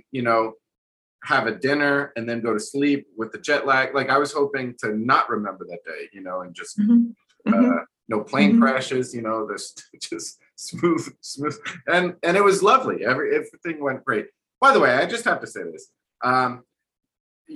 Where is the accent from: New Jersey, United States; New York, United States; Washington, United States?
New Jersey, United States; accent: New Jersey; moved away as an adult; now in Texas, United States; I have a garbage New Jersey accent